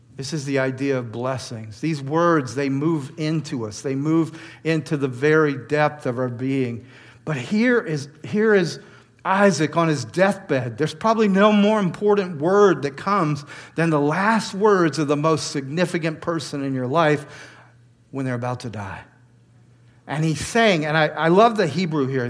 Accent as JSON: {"language": "English", "area": "the South", "region": "Georgia", "country": "United States", "tie": "born or raised there", "moved": "as an adult", "lives_now": "New York, United States", "said": "I grew up in the South"}